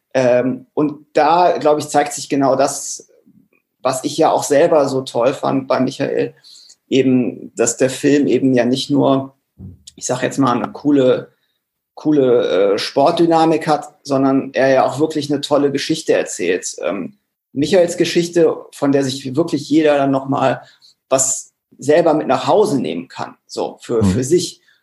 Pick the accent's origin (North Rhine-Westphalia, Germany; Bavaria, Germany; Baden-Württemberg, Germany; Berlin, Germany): North Rhine-Westphalia, Germany; Cologne; als Kölner